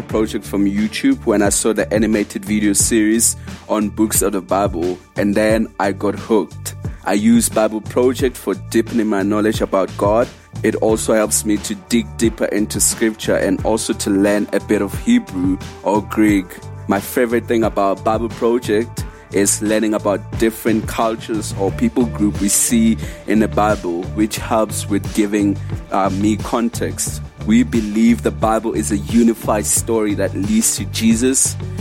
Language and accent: English; Orange Farm, Gauteng, South Africa; I'm from Orange Farm in South Africa.